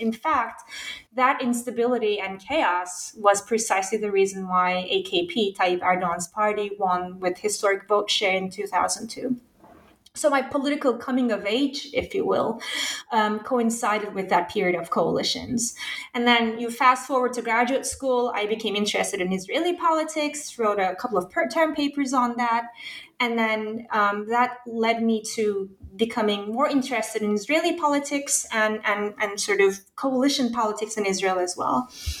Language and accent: English; Turkey; So I was born and raised in Turkey during the 1990s, late 80s, early 90s.